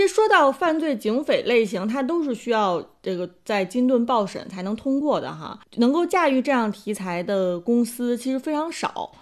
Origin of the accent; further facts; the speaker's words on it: China; 我们中国人